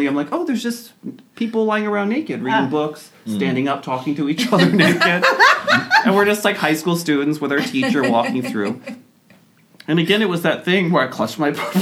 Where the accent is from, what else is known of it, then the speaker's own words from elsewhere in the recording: Austin, Texas, United States; I was from Texas, and I was from Austin